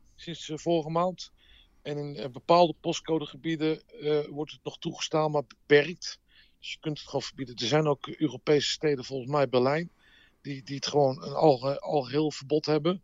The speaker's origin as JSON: {"language": "Dutch", "town": "Amsterdam", "region": "North Holland", "country": "Netherlands", "also_born_or_lived": "Las Vegas", "moved": "as an adult", "said": "als ze vroegen van waar ik vandaan kwam, dan zeg ik maar eh, eh, eh, Rotterdam of Groningen. Ik, ik zei geen Amsterdam meer"}